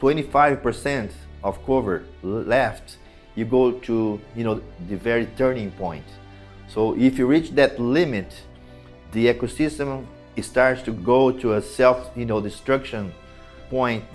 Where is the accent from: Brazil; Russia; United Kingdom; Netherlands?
Brazil; I was born in Brazil